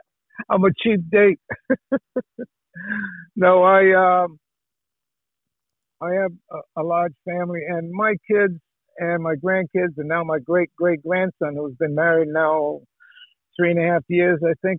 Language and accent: English; Dartmouth, Massachusetts, United States; You know, I'm a Bay Stater, you know. I was born in Massachusetts.